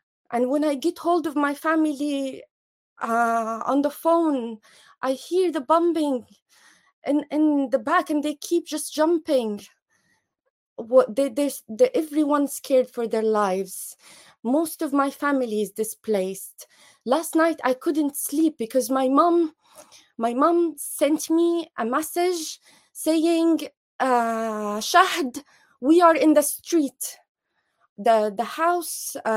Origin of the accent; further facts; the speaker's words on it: Jabalia, Gaza Strip, Palestine; moved away; I'm from Jabalia refugee camp